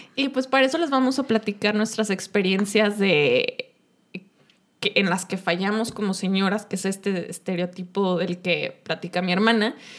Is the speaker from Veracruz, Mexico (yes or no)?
no; Uruapan, Michoacán, Mexico; moved away as an adult; also born or lived in Mexico City, Mexico; now in Guadalajara, Mexico; Nosotras somos de Uruapan, Michigan, eh, el territorio del, del, aguacate, pero nos venimos a estudiar acá a Guadalajara